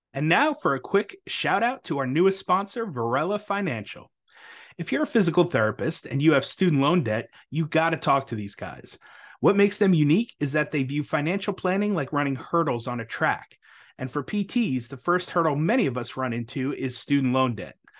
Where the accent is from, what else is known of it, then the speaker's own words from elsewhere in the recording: New York, United States; now in Texas, United States; I grew up in New York, so we definitely leaned blue for sure, but nowadays I live in Texas